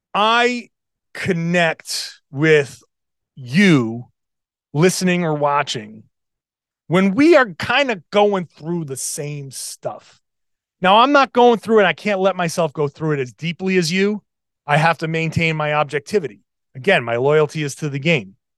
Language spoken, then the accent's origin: English; Pawtucket, Rhode Island, United States; I grew up in Pawtucket, Rhode Island